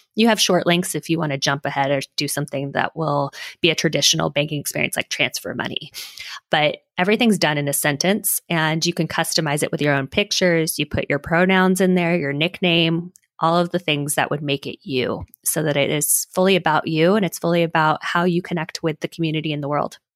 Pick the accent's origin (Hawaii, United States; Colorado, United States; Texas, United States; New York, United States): Hawaii, United States; moved away; also born or lived in Silicon Valley; I'm originally from Hawaii